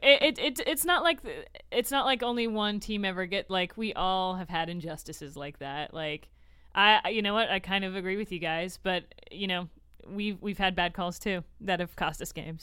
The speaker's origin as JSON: {"language": "English", "town": "Tampa", "region": "Florida", "country": "United States", "moved": "yes", "said": "the Bucks are actually my true home team. I'm from Tampa"}